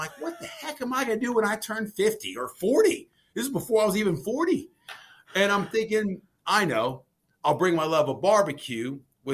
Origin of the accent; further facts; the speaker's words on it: Maryland, United States; I'm from Maryland